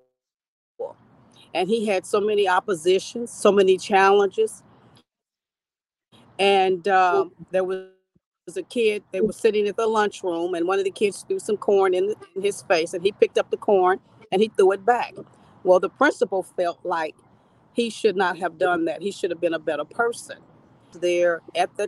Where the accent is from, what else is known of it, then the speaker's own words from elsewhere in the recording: Kansas City, Missouri, United States; I'm from Kansas City, Missouri.